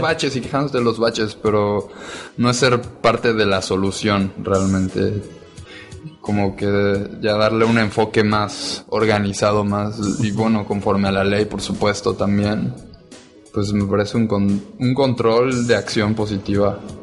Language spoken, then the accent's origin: Spanish; Cancún, Quintana Roo, Mexico; moved away as an adult; now in Cuba; Yo nací aquí en Cancún, pero me fui hace un par de meses